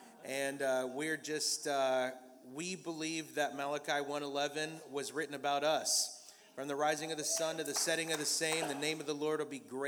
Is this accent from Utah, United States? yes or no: no; Austin, Texas, United States; I'm from Austin, Texas.